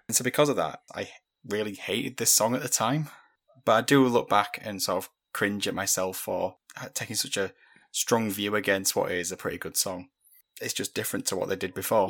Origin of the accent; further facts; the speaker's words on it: United Kingdom; we're British